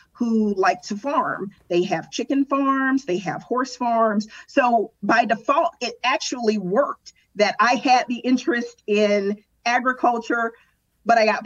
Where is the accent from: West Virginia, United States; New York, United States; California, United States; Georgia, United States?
Georgia, United States; Atlanta; I'm an urban girl. I'm from Atlanta. I'm from downtown Atlanta.